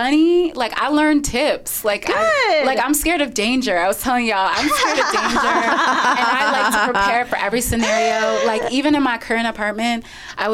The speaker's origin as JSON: {"language": "English", "region": "Michigan", "country": "United States", "also_born_or_lived": "New York", "moved": "as an adult", "said": "I'm from Michigan"}